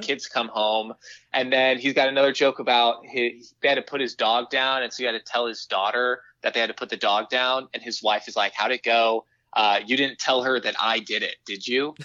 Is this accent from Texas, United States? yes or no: yes; Houston, Texas, United States; now in Chicago, United States; I'm actually calling you from my childhood bedroom at my parents' house